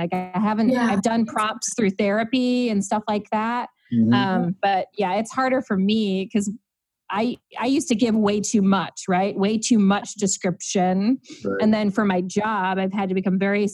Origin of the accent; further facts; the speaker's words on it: Fowlerville, Michigan, United States; also born or lived in Ann Arbor, Michigan; I grew up in Fowlerville, Michigan